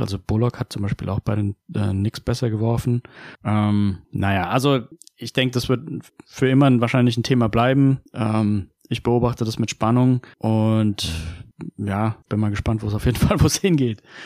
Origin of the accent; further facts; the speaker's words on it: Heidelberg, Baden-Württemberg, Germany; ich bin aus Heidelberg